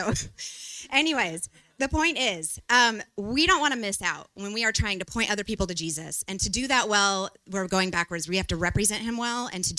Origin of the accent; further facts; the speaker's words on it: Austin, Texas, United States; now in Taipei, Taiwan; I have been here for 2 years now in Taipei. I came from Austin, Texas, and so we've adjusted to the humidity